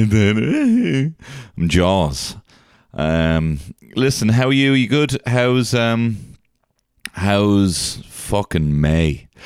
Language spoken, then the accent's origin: English; Ireland; we're both Irish comedians